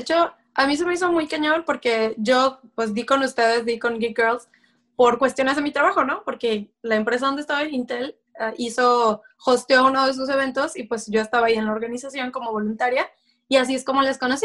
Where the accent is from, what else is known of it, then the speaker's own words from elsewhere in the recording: Mexico; moved away as an adult; now in Folsom, United States; yo soy de México